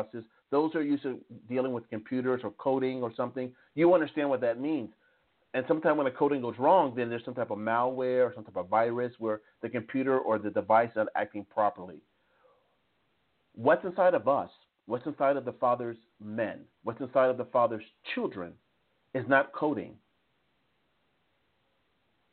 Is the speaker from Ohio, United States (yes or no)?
no; Jersey Shore, New Jersey, United States; moved away; also born or lived in Strasbourg, France; I'm originally from the Jersey Shore, but the seed that I come from is from the south of the United States